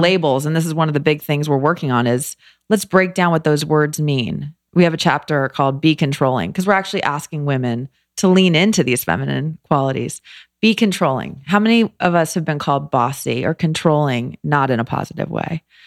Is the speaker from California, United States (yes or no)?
yes; Los Angeles, California, United States; moved away as an adult; also born or lived in New York / Philadelphia; I grew up in L